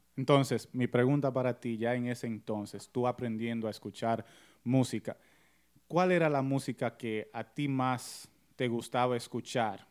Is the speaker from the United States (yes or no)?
yes; United States; yo soy americano